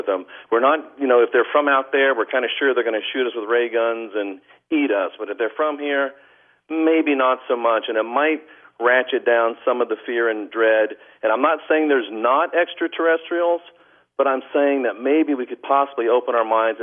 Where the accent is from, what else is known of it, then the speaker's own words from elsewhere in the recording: United States; I'm an American